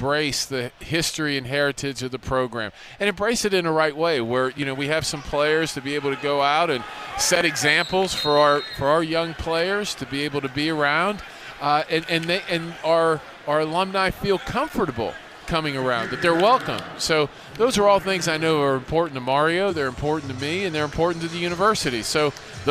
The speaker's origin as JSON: {"language": "English", "town": "Pittsburgh", "region": "Pennsylvania", "country": "United States", "moved": "yes", "lives_now": "Miami, United States", "said": "I'm a guy from Pittsburgh"}